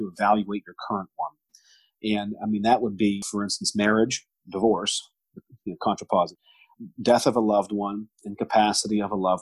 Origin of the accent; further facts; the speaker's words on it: Pittsburgh, Pennsylvania, United States; I grew up in the North Hills of Pittsburgh